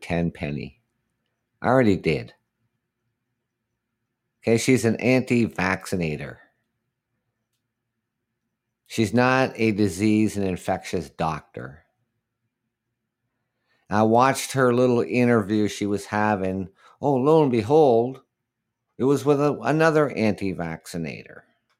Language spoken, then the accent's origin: English; Canada; Of course, I'm Canadian.